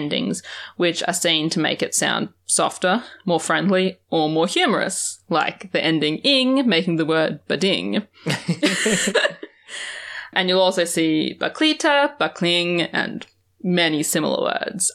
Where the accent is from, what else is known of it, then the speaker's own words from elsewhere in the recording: Australia; as an Australian